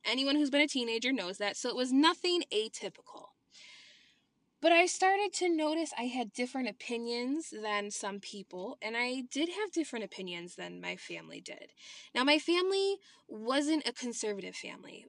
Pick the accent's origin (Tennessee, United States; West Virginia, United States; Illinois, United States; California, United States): Illinois, United States; I was born and raised in Illinois